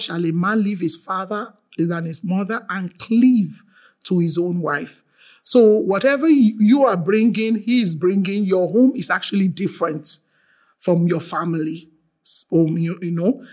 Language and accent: English; Nigeria; I'm from Nigeria